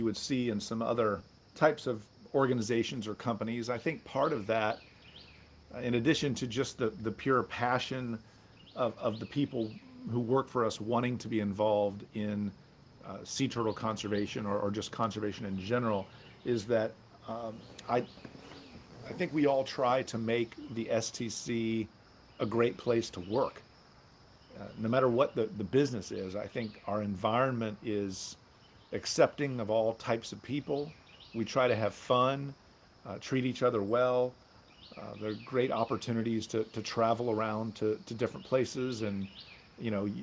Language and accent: English; Orlando, Florida, United States; born or raised there